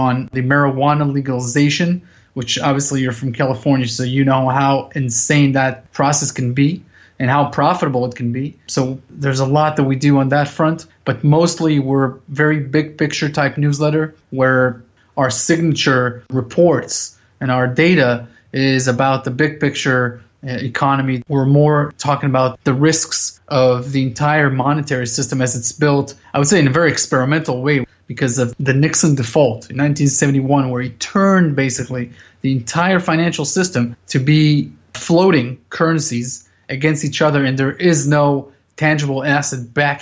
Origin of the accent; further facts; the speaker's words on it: Israel; also born or lived in United States; I was born here in Israel, so my entire family is here